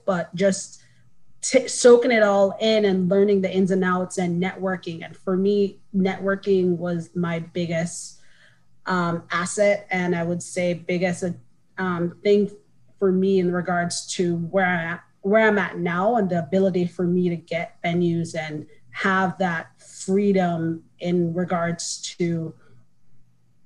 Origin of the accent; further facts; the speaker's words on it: Kingston, Jamaica; moved away as an adult; now in United States; I am from Kingston, Jamaica, born and raised, came to the States for school